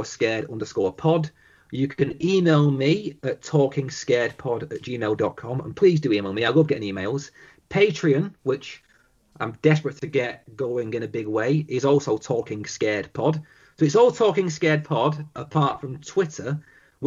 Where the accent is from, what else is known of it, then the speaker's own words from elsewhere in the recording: the north of England, United Kingdom; the way we in the north are